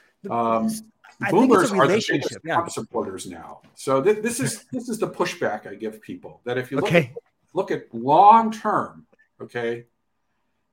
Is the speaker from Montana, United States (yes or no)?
yes; Montana, United States; I grew up in Montana. I grew up in a small town in Montana.